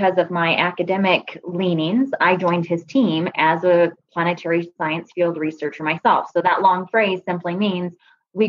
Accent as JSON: {"language": "English", "town": "Prescott", "region": "Arizona", "country": "United States", "tie": "born or raised there", "also_born_or_lived": "Tennessee / North Carolina", "said": "I was actually born and raised in Prescott, which is very rare"}